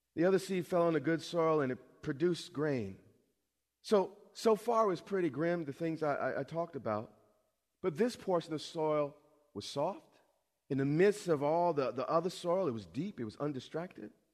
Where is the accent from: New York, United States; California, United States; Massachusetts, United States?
New York, United States; I'm from New York.